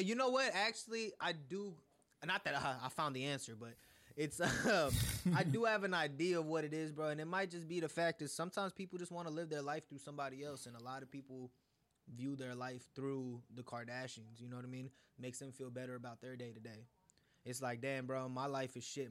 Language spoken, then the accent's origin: English; United States; also born or lived in India; somebody like me who's lived in America for all my life but five years, but I was born in India